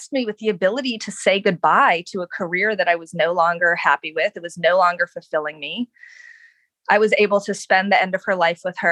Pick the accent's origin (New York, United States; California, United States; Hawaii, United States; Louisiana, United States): Hawaii, United States; Honolulu; also born or lived in Los Angeles; now in Northern Virginia, United States; I'm from Honolulu